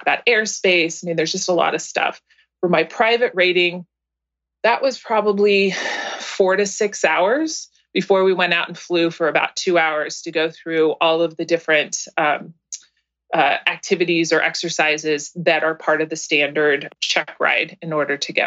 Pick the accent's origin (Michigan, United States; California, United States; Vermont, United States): California, United States; East Bay, Northern; also born or lived in San Francisco / San Carlos, California; I was born in San Francisco, grew up in the East Bay in Northern California